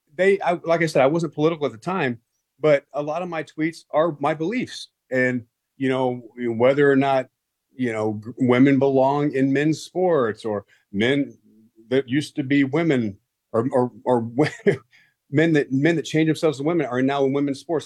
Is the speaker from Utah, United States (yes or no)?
no; Texas, United States; I grew up in Texas